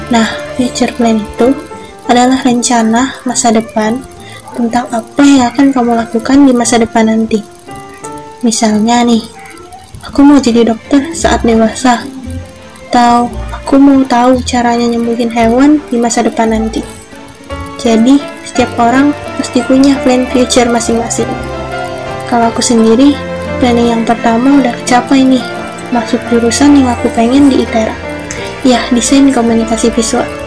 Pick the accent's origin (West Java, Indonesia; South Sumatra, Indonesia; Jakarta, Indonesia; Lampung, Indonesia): South Sumatra, Indonesia; Pagar Alam; lahir dan besar di Pagar Pagaralam, Sumatera Selatan. 22 Desember 2003.